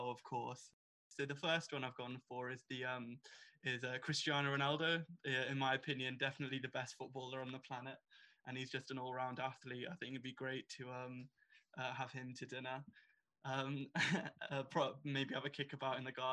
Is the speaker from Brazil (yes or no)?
no; Birmingham, West Midlands, United Kingdom; I've been born and bred in Birmingham